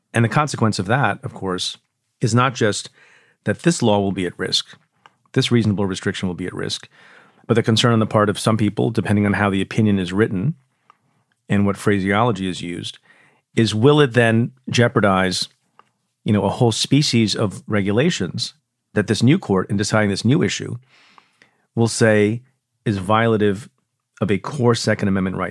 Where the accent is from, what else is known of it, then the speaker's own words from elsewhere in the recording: New York, United States; my home state, New York